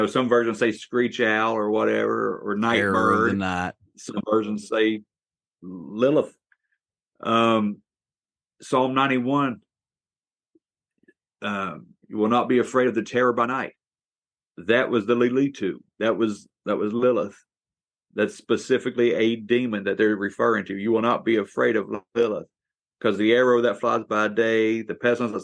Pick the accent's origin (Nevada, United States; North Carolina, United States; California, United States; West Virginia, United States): West Virginia, United States; here in my home state